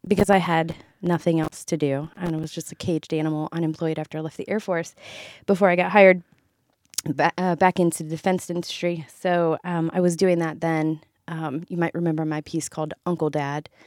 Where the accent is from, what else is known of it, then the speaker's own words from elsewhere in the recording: Ohio, United States; moved away; I'm from Ohio. I spent twenty-five long years there.